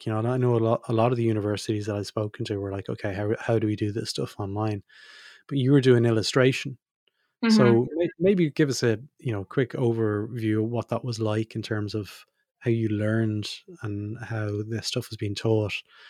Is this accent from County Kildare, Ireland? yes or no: no; Drogheda, County Louth, Ireland; Myself, I'm originally from Drogheda, folks.